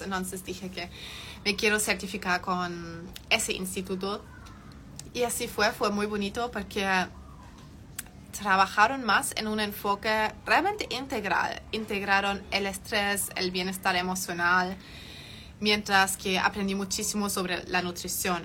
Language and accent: Spanish; Germany; Spanish is a second language; moved away as an adult; also born or lived in Chile; soy de Alemania, soy completamente 100% alemana, he vivido allá hasta los 18 años, toda mi vida.